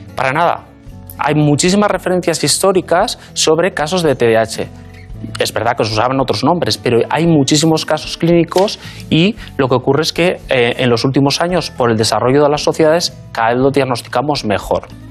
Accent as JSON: {"language": "Spanish", "region": "Basque Country", "country": "Spain", "tie": "born or raised there", "also_born_or_lived": "Madrid / London", "moved": "as an adult", "said": "yo soy vasco, nací en el País Vasco, me formé, hice, de hecho, estudié la carrera de medicina en el País Vasco"}